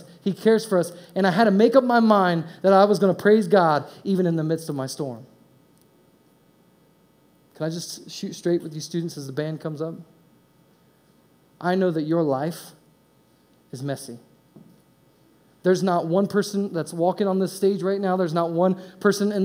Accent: Indiana, United States; moved away as an adult; also born or lived in East Coast / West Coast; I was raised in Indiana

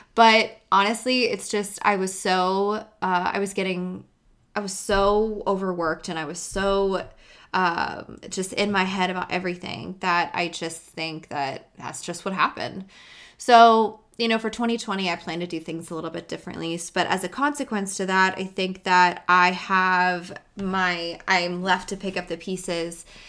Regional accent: United States; being an American

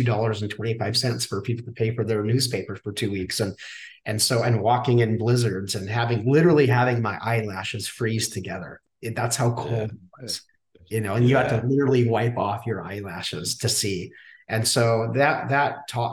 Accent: Saskatchewan, Canada; I grew up in Saskatchewan, Canada

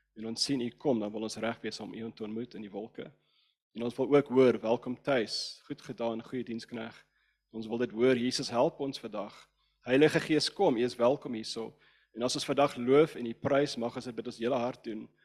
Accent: Cape Town, Western Cape, South Africa; first language English; Afrikaans is a second language; Ek's van Kaapstad

